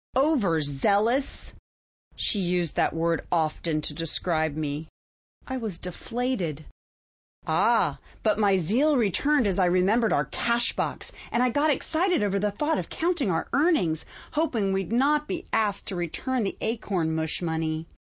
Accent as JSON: {"language": "English", "region": "North Carolina", "country": "United States", "tie": "born or raised there", "said": "Growing up in North Carolina, growing on, up on the farm"}